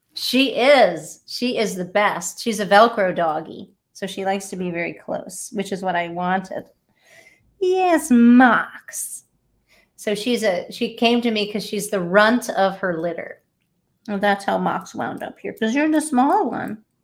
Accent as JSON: {"language": "English", "region": "Delaware", "country": "United States", "moved": "yes", "said": "I'm originally from Delaware"}